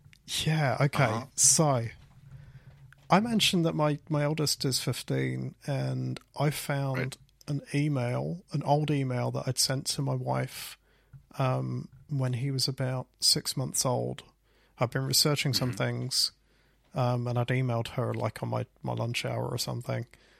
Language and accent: English; Leicester, East Midlands, United Kingdom; I freelanced for a company called Swipe and Tap that were based in my hometown in Leicester.